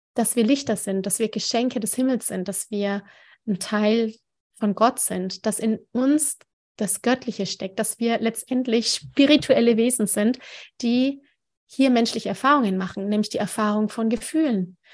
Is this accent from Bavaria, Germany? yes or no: yes; Nuremberg, Bavaria, Germany; Ich bin ja auch aus Nürnberg